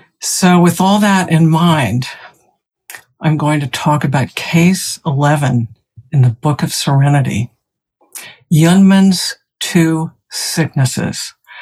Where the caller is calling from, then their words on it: South Burlington, Vermont, United States; I'm speaking from South Burlington, Vermont. It's cloudy here.